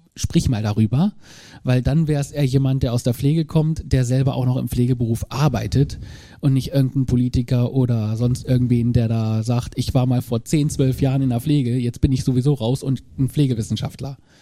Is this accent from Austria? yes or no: no; Braunschweig, Lower Saxony, Germany; ich komme aus Braunschweig